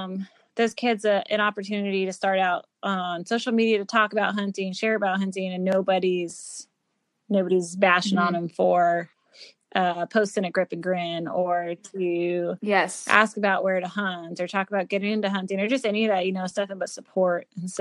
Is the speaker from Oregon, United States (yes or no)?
yes; Oregon, United States; even though I grew up in Oregon, I have yet to take an elk.